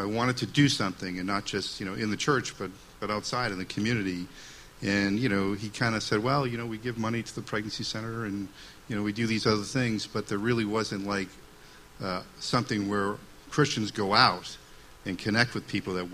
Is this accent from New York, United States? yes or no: no; Waltham, Massachusetts, United States; moved away as an adult; now in Concord, United States; I grew up in Waltham, Mass., which is a city